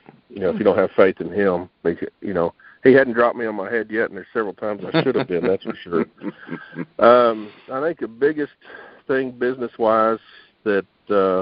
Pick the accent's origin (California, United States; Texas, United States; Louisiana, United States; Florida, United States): Texas, United States; I'm a Texan